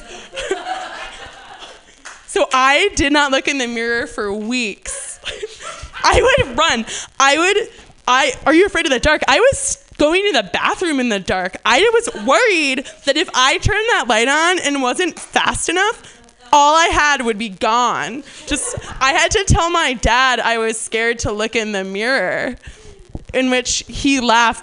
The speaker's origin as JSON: {"language": "English", "region": "New Jersey", "country": "United States", "tie": "born or raised there", "moved": "yes", "said": "I'm from New Jersey, and that happens a lot. We don't really have that out here because we don't really have weather, but so growing up in New Jersey in the summers"}